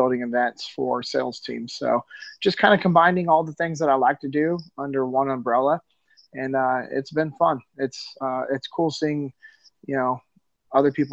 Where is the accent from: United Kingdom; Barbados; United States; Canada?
United States; Sacramento, California; moved away as an adult; I'm originally from Sacramento, California. Yeah, I grew up in the same city that my dad grew up